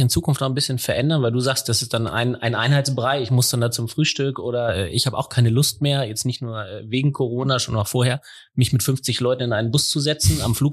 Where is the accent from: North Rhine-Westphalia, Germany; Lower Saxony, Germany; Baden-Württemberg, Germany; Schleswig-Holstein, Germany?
Lower Saxony, Germany; Also ich bin ja, ähm, wie man wie man unschwer hören kann, äh, Niedersachse. Ich habe noch nicht mal einen Akzent. Bin äh, groß geworden hier in der Nähe von Hannover.